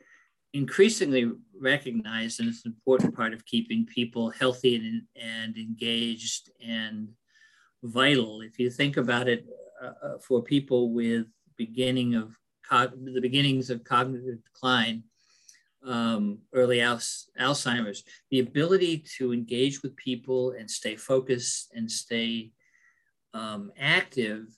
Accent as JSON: {"language": "English", "town": "Lebanon", "country": "United States", "tie": "born or raised there", "said": "growing up in Lebanon during the 60s and 70s"}